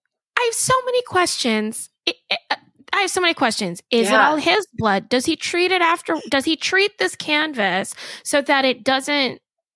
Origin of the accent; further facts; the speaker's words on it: Philippines; just because I'm Filipino doesn't mean we know each other.